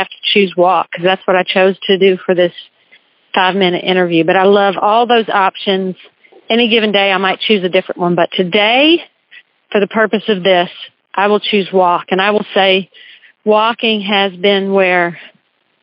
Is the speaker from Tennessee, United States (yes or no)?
yes; Nashville, Tennessee, United States; also born or lived in the northern US; So I grew up in Nashville, Tennessee. My family moved when I was 5 years old